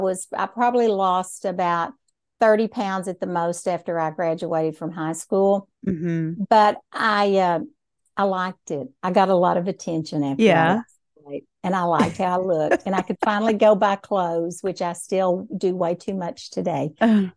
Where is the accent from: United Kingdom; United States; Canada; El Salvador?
United States; Hamilton, Texas; also born or lived in Temple; And I was born in Temple, Texas, but I've lived in Hamilton all my life. And what I think is kind of unique is I went to school in Hamilton.